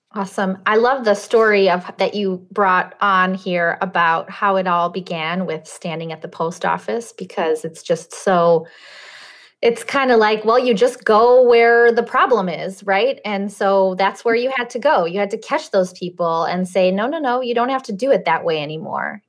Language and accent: English; Russia; also born or lived in Chicago area; now in Chicago, United States; I'm Russian. I was born in Russia